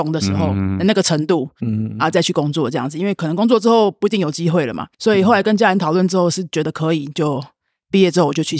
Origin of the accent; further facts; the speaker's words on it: Taipei, Taiwan; 我在台北长大